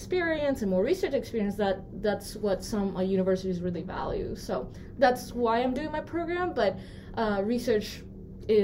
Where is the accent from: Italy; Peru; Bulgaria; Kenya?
Peru; moved away as an adult; now in United States; So I grew up in Peru, first of all. I'm not from here.